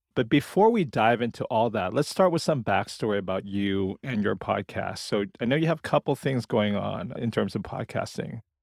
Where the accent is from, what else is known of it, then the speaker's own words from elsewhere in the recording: Portland, Oregon, United States; here in my hometown of Portland, Oregon